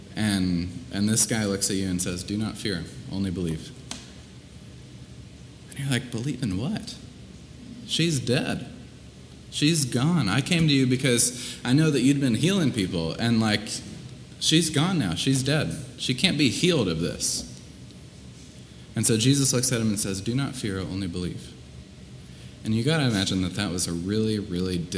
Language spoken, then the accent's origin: English; Columbia, Missouri, United States; moved away; my hometown, Columbia, Missouri.